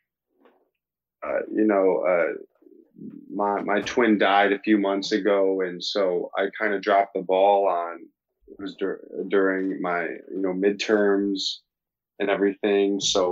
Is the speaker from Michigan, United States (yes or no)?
yes; Dexter, Michigan, United States; also born or lived in St. Augustine, Florida; born in St. Augustine, Florida, but then I grew up in Dexter, Michigan, outside of Ann Arbor